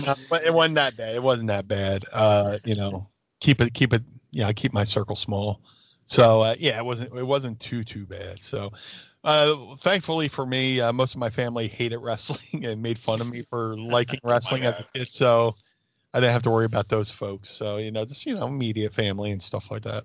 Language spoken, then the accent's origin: English; Philadelphia, Pennsylvania, United States; in my hometown of Philadelphia